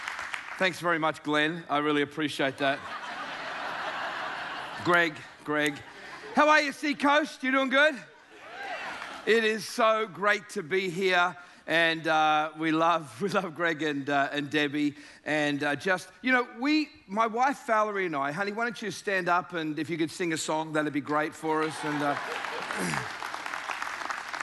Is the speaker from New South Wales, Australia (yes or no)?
yes; Sydney, New South Wales, Australia; I'm from the South. The deep South, down in Sydney, Australia.